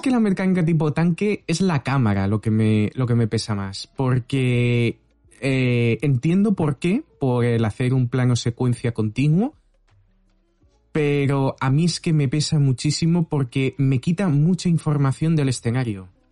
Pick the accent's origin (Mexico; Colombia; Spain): Spain; Valencia, Valencian Community; yo soy de Valencia